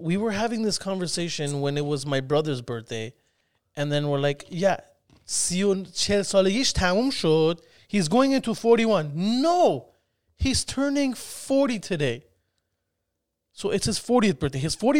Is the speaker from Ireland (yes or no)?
no; Iran; also born or lived in Spain; You have to understand, I grew up in Iran. When I was 2, I went to Spain. So I lived in Spain for 8 years.